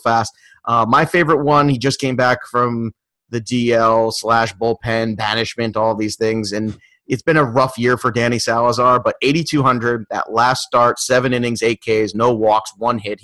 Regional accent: New Jersey, United States; where I grew up in Jersey

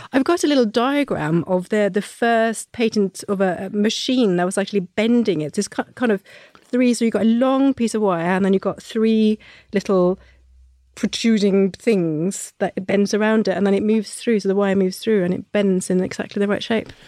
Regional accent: Norway; moved away; when I was growing up in Norway, we learnt about all our big heroes

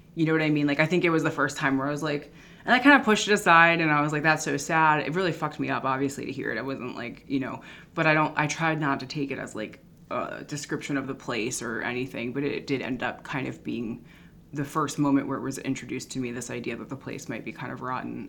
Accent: Philadelphia, Pennsylvania, United States; moved away as an adult; also born or lived in San Francisco / Los Angeles; I'm from Philadelphia. It's like a top 10 murder city.

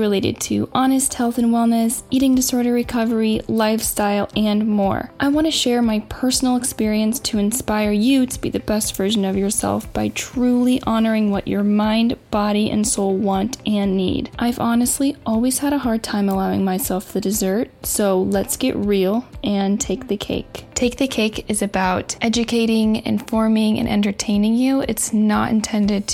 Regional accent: Indiana, United States; now in Los Angeles, United States; I live in LA. I live in Southern California, and I am actually from the Midwest, from Indiana

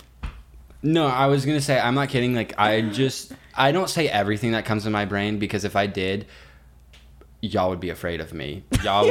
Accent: United Kingdom; I'm British

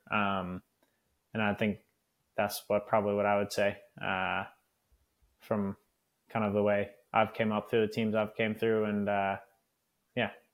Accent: Northern California, United States; moved away as an adult; I grew up in Northern California racing a lot of the local crits and road races

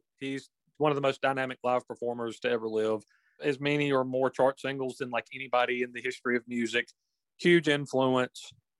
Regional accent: Chester, South Carolina, United States; mine and LD's hometown of Chester, South Carolina.

